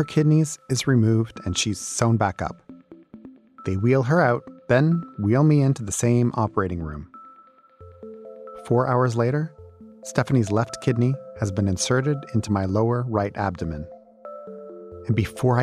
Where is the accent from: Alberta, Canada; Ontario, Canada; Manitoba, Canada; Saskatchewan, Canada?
Ontario, Canada; Toronto; here in my hometown